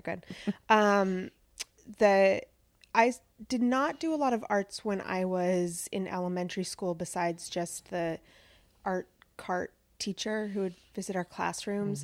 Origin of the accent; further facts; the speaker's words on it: Pasco, Washington, United States; I grew up in Pasco, Washington, which is part of the Tri-Cities in central Washington on the Columbia River.